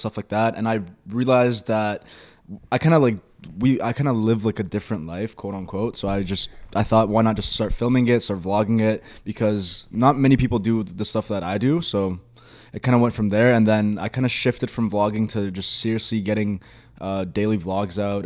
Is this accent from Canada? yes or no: yes; Milton, Ontario, Canada; also born or lived in Egypt; I'm from Milton. It's a very small like town